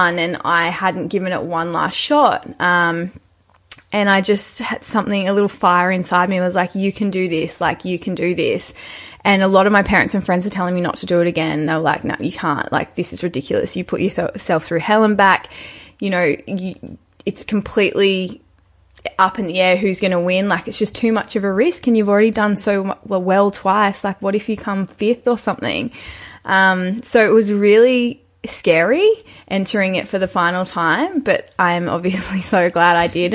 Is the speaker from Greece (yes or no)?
no; Newcastle, New South Wales, Australia; I'm from Newcastle. Very small beach town. Actually, it's not that small. It's the sixth largest city, but it is quite coastal